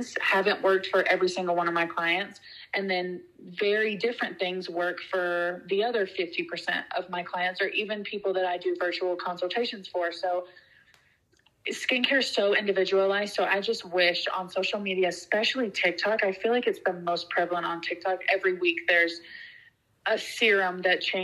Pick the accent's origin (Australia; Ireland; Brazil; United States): United States; Georgia; the people that I grew up with and know from growing up in Georgia